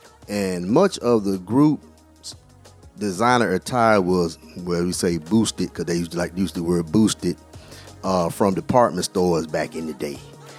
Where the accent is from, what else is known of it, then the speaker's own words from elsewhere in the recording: Alabama, United States; growing up in Alabama